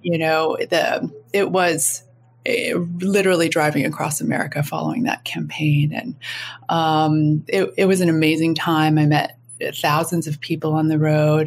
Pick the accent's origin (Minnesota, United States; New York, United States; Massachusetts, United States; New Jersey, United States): Minnesota, United States; Minneapolis; moved away as an adult; also born or lived in Jakarta, Indonesia / London; going to Jakarta from Minneapolis, Minnesota, in a completely cotton wool wrap, wrapped suburban existence